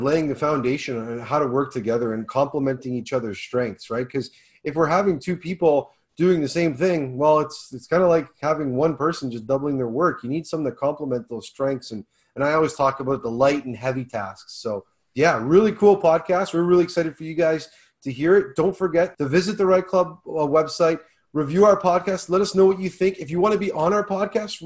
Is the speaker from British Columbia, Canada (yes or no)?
no; Hamilton, Ontario, Canada; my hometown in Hamilton